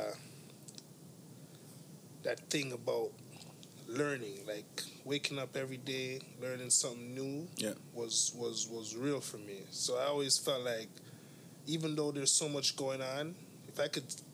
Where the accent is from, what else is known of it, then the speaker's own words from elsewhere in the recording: Toronto, Ontario, Canada; I grew up on Western Road in Eglinton area